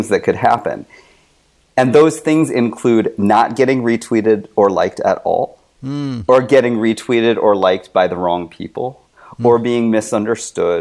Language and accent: English; United States; I'm Chinese American.